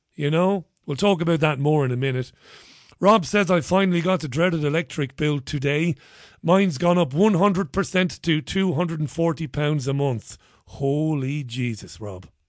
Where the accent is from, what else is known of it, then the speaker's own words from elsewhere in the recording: Ireland; I'm Irish.